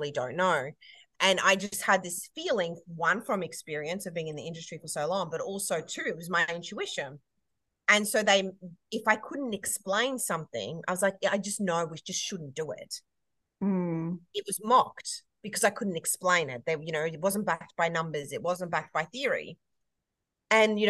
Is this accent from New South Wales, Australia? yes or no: no; Queensland, Australia; I'm a Queenslander